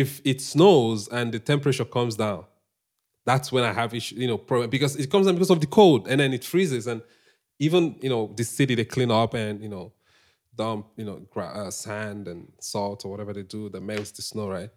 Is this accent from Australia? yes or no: no; Nnewi, Anambra, Nigeria; moved away; I'm from Anambra State, Nigeria